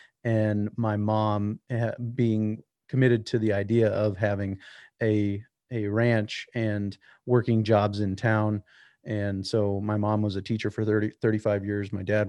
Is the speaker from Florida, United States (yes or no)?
no; South Dakota, United States; So I grew up in Western South Dakota, and we here in South Dakota make a distinction between Western and South Dakota.